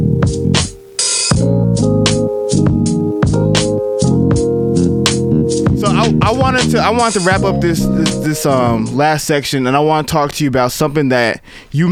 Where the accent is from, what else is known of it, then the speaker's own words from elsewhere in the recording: Atlanta, Georgia, United States; also born or lived in New York / Nigeria; now in Houston, United States; I was born in New York and I was raised in Atlanta